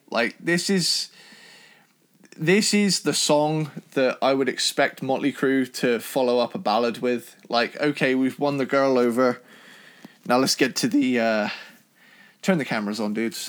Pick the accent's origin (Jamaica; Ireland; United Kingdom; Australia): United Kingdom; Cornwall, South West England; my family, we're from Cornwall, so we're, we're Cornish. So we're in, like, the proper southwest